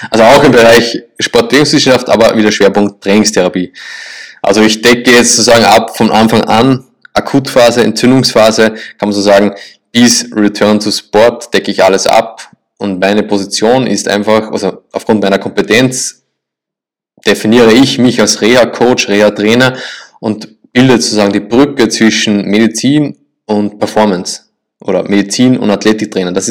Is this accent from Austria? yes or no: yes; Linz, Upper Austria, Austria; also born or lived in Salzburg; Ja, ich komme ursprünglich aus Österreich, aus Linz. Also die meisten kennen Linz mit Lask Linz.